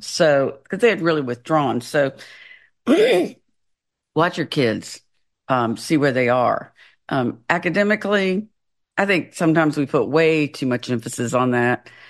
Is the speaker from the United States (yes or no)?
yes; the South, United States; moved away as an adult; also born or lived in Florida / Washington State; I'm from the South